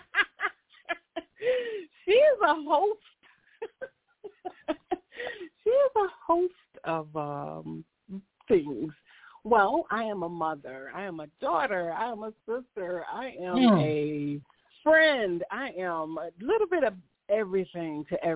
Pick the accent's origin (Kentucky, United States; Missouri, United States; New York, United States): New York, United States; Rochester; born and raised in Rochester, New York.